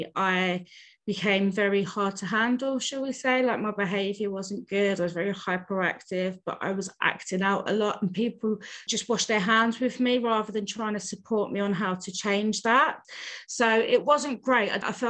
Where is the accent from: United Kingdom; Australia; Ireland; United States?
United Kingdom; Newcastle, North East England; also born or lived in London; I started off in Newcastle.